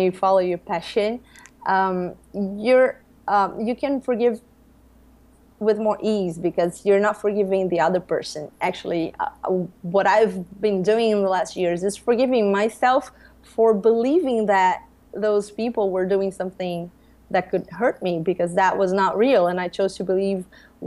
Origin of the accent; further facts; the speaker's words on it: Brazil; I grew up here in Brazil as a Catholic girl.